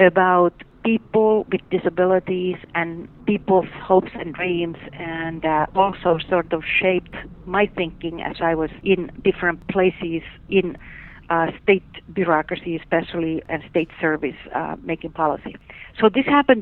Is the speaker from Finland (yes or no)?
yes; Finland; moved away; I grew up in Finland